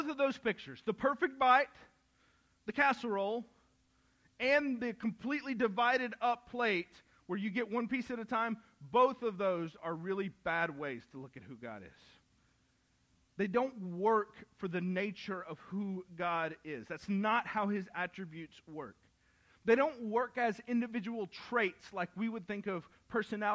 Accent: the South, United States; I grew up in the South

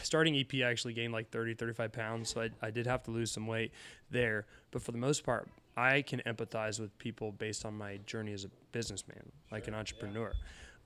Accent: Pullman, Washington, United States; moved away as an adult; also born or lived in Iowa; I originally grew up in Pullman, Washington, hometown to Washington State University

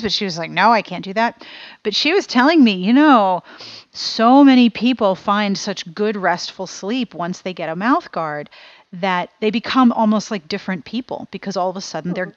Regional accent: Pittsburgh, Pennsylvania, United States; moved away as an adult; also born or lived in South Carolina; when I was growing up in Pittsburgh

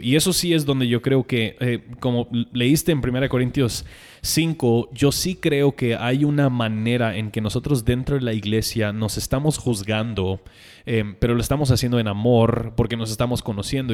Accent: United States; now in Guatemala; para mí como gringo

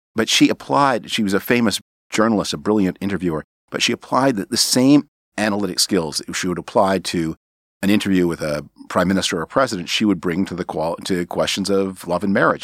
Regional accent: Canada; now in United States; I was born on Canadian territory

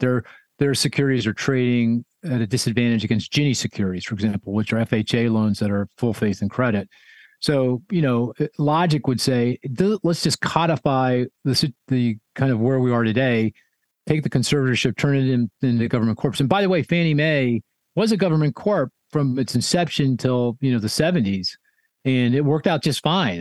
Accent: Philadelphia, Pennsylvania, United States; my hometown of Philadelphia

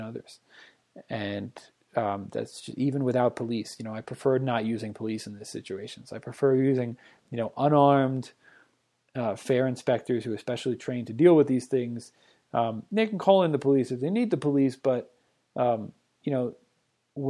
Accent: Boston, Massachusetts, United States; now in Breckenridge, United States; I am from Boston

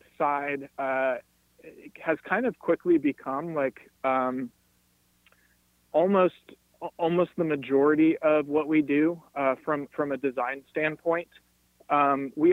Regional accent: Cincinnati, Ohio, United States; my hometown of Cincinnati

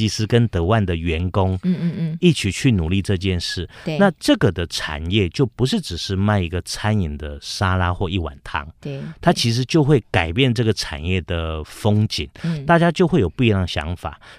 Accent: Taiwan; 我们台湾人真正最美的是款待的心。

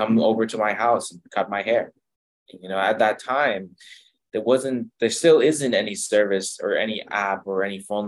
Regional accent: Ottawa, Ontario, Canada; moved away as an adult; now in Kingston, Canada; I'm from Ottawa, Ontario

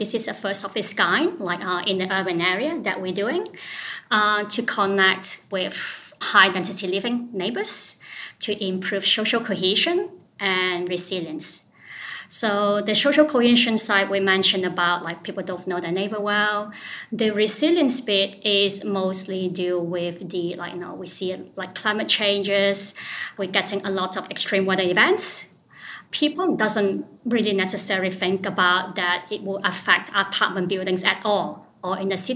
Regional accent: Lane Cove, New South Wales, Australia; from Lane Cove.

